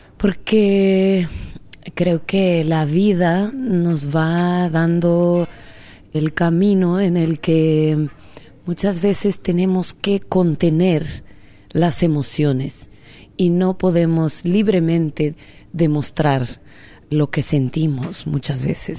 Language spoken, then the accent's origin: Spanish; Oaxaca, Mexico; also born or lived in Minnesota, United States / Mexico City, Mexico; now in New York City, United States; en Oaxaca, mi tierra, donde yo nací